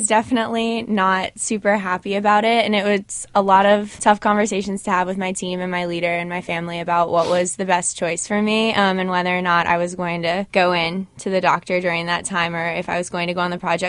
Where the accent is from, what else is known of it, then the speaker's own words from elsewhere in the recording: Kansas City, Missouri, United States; moved away; So I'm originally from Kansas City, Missouri.